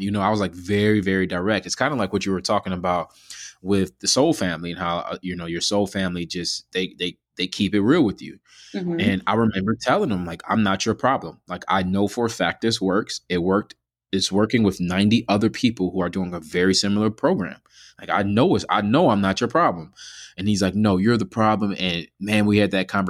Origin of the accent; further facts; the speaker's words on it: United States; I'm born and raised in America